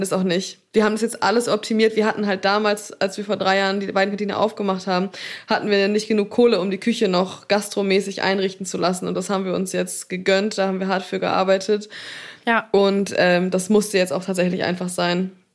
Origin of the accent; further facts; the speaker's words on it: Black Forest, Swabia, Baden-Württemberg, Germany; Ich habe ja meine Wurzeln im Schwabenländle, gell? Ich bin ja im Schwarzwald geboren